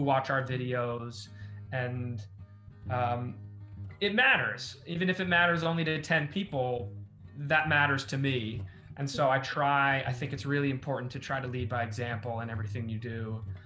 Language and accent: English; Los Angeles, California, United States; born or raised there